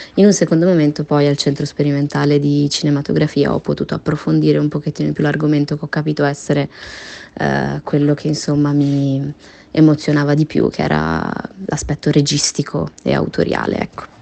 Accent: Genoa, Liguria, Italy; Io sono nata a Genova, quindi sono genovese

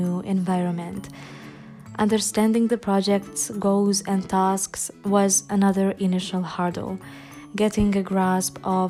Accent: Debrecen, Hajdú-Bihar, Hungary; moved away as an adult; now in Budapest, Hungary; I'm Hungarian. I was born and raised in Debrecen, but currently I reside in Budapest due to my studies.

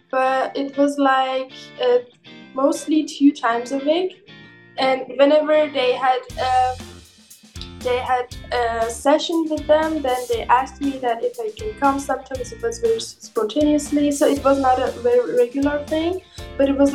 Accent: Iran; now in Berlin, Germany; I am originally Persian, but I'm living in Germany for years.

